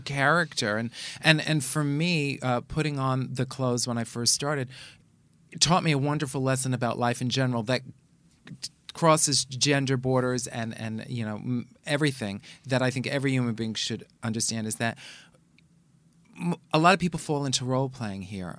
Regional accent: New York City, New York, United States; I grew up in the Bronx

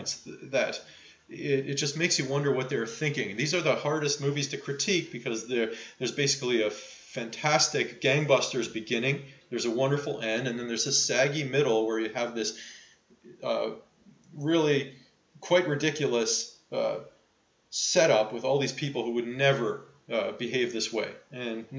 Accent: Toronto, Ontario, Canada; my hometown of Toronto

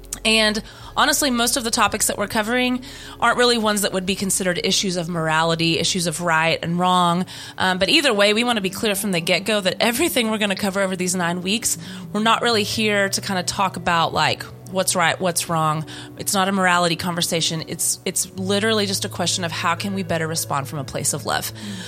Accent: Louisiana, United States; Humidity. I grew up in Louisiana.

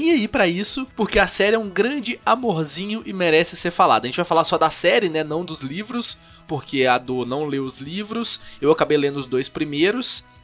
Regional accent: Minas Gerais, Brazil; Sou de Minas, dá licença?

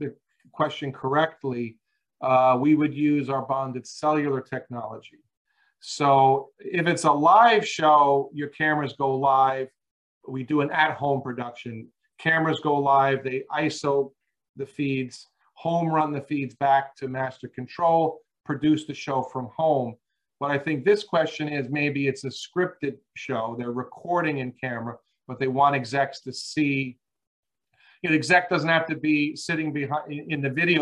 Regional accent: Long Island, New York, United States; moved away; I grew up back east. I grew up on Long Island

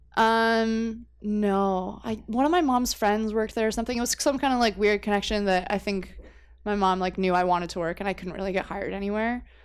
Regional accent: Windsor, Ontario, Canada; also born or lived in New Brunswick; I was actually born in New Brunswick, which is, like, way that way. But I moved to Windsor when I was a baby

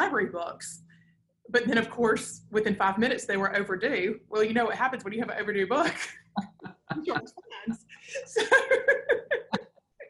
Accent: Decatur, Alabama, United States; I grew up here in Decatur.

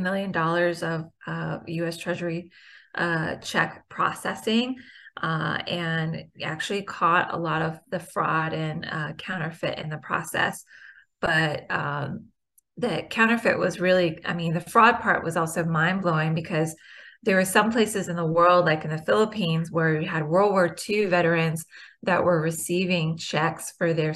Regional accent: Richmond, Virginia, United States; my hometown of Richmond, Virginia

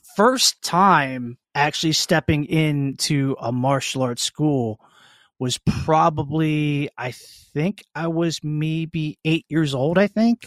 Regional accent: Annapolis, Maryland, United States; born and raised in Annapolis, Maryland

